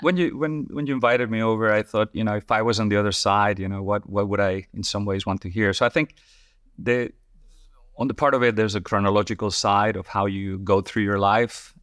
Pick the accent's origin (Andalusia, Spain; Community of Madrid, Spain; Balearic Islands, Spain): Community of Madrid, Spain; Madrid; moved away as an adult; also born or lived in Colorado, United States / Paris, France / New York, United States / Singapore; now in London, United Kingdom; I'm originally from, from Spain